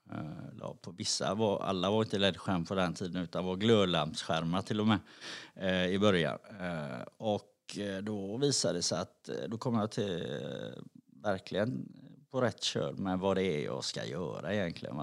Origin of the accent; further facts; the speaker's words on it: Gothenburg, Västra Götaland, Sweden; jag är uppvuxen i Backa på Hisingen